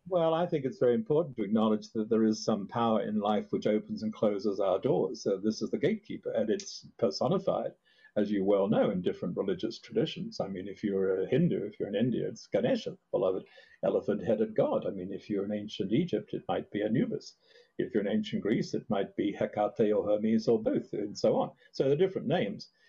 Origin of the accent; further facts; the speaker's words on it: Australia; now in Hudson Valley, United States; I grew up in Australia